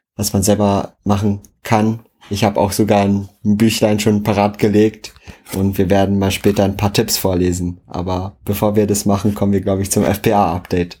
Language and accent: German; Schwedt, Brandenburg, Germany; moved away as an adult; now in Berlin, Germany; zu Hause bei uns in Schwedt